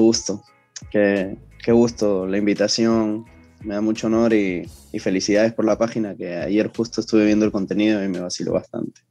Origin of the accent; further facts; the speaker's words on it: Ventanilla, Callao, Peru; nací en el Callao, para ser exactos, nací en Ventanilla